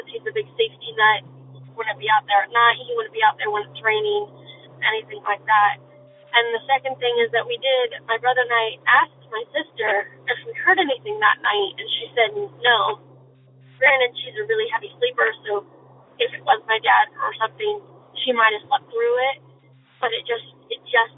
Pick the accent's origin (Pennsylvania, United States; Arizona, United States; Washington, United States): Arizona, United States; I'm from Arizona